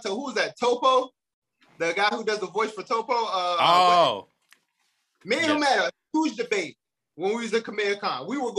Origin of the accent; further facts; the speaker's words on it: Chicago, Illinois, United States; I'm from the block, man. I'm from the G, man. I'm off from Chi-Town.